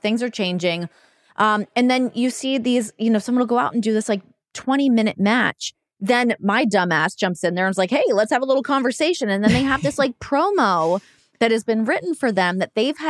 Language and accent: English; Canada; moved away as an adult; now in United States